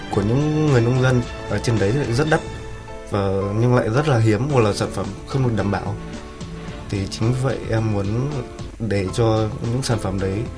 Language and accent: Vietnamese; Sóc Sơn, Hanoi, Vietnam; Em sinh ra tại Sóc Sơn, ờ, một huyện ngoại thành của Hà Nội. Ờ, với xuất thân thì là nông dân.